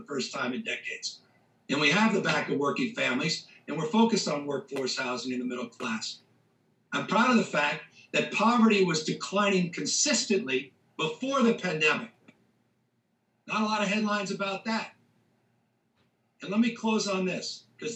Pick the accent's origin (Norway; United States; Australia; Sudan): United States; California; as a Californian